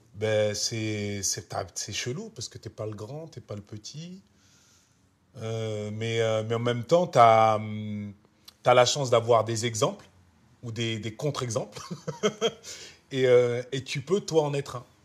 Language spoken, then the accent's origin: French; France; moved away as an adult; now in Los Angeles, United States; ma France, c'est celle de mon enfance, c'est celle où j'ai grandi